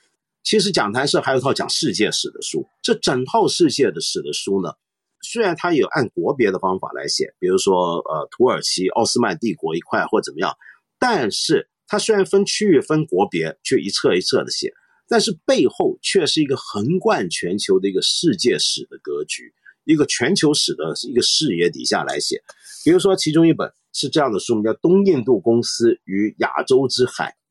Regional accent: Hong Kong; 像今天全世界非常有名的汇丰银行，我们香港人最熟悉的银行

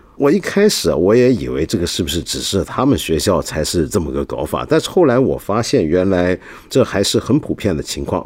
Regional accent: Taiwan; 我自己小时候在台湾上小学的经验

